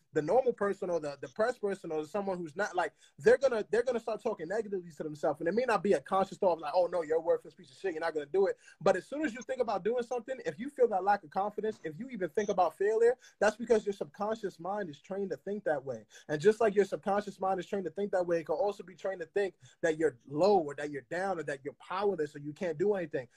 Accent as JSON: {"language": "English", "region": "New York", "country": "United States", "said": "I speak it like I'm from New York and I'm third generation"}